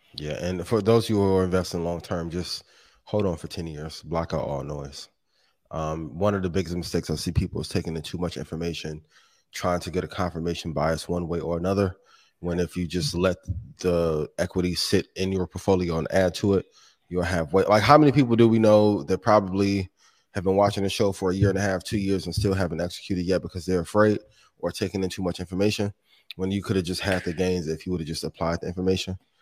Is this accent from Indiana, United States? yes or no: yes; Indiana, United States; That's my hometown, right? A, a home state